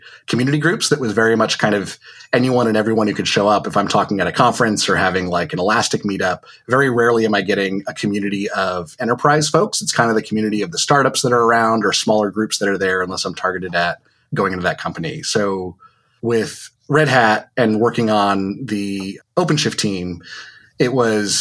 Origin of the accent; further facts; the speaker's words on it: Connecticut, United States; moved away as an adult; now in Vermont, United States; I grew up in Connecticut and only just recently in summer of 2019 moved up to Vermont